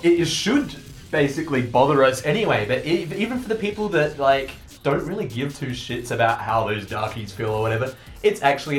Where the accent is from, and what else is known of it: Australia